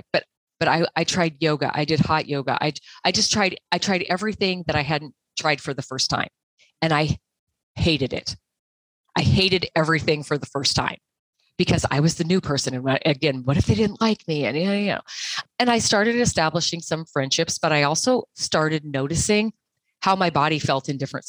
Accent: Montana, United States; I'm from Montana.

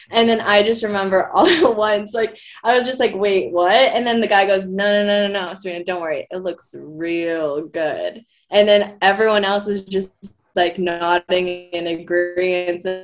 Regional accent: Philippines; I mean, I'm Filipino. I like get darker also in the summers

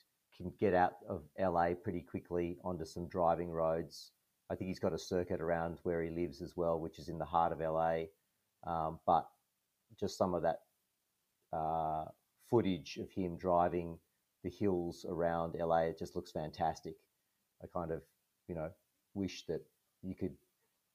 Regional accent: Sydney, New South Wales, Australia; moved away; I'm originally from Sydney

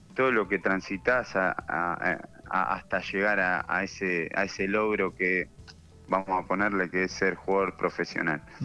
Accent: Argentina; siendo argentino

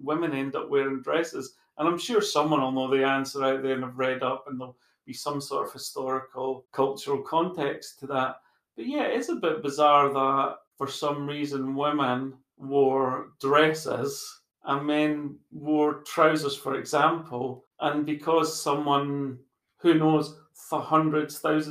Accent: Scotland, United Kingdom; being Scottish

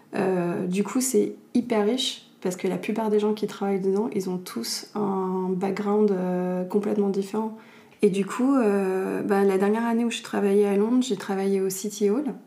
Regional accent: Paris, Île-de-France, France; moved away as an adult; also born or lived in London / Argentina; je viens de Paris. Je suis née à Paris, j'ai grandi à Paris, et j'avais vécu toute ma vie à Paris

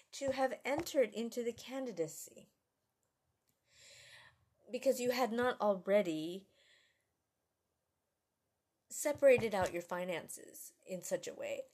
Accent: United States; as an American

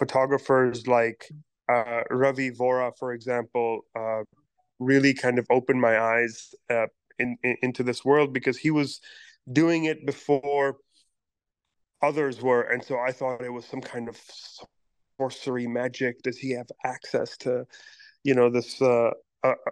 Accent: Pakistan; now in New York City, United States; I am a Pakistani-born, New York City-based artist

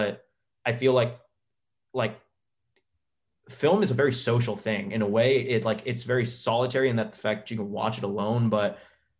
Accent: Clearwater, Florida, United States; moved away as an adult; also born or lived in Tampa, Florida; now in Atlanta, United States; Mandalay Avenue is a street on Clearwater Beach in my hometown.

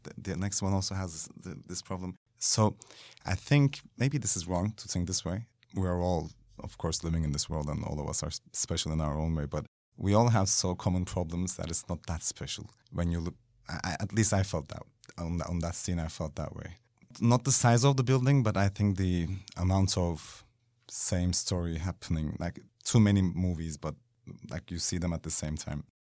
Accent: Kyrenia, Kyrenia District, Cyprus; moved away; also born or lived in Istanbul; I was born in Istanbul, but I grew up in Cyprus

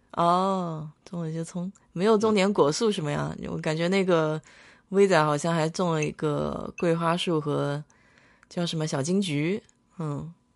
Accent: China; now in United States; 我们中国人

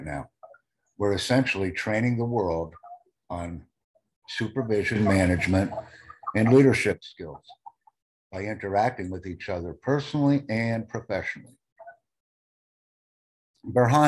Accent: United States; I am from the United States

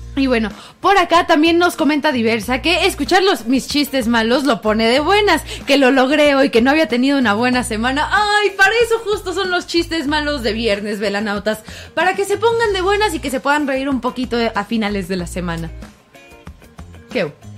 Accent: Mexico City, Mexico; nos preguntan que de dónde somos, de CDMX

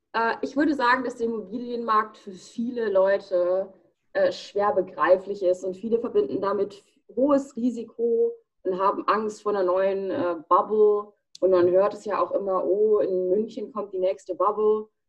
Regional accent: United States; Ich bin in den USA geboren, ich bin 20 Jahre alt.

